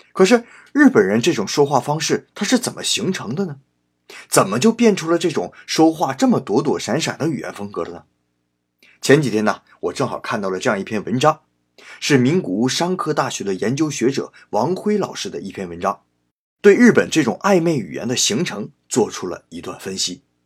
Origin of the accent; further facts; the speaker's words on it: China; moved away as an adult; now in Japan; 我们中国人